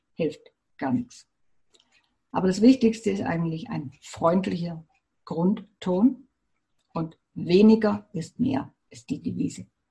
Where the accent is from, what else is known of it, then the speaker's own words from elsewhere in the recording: Germany; bei uns in Deutschland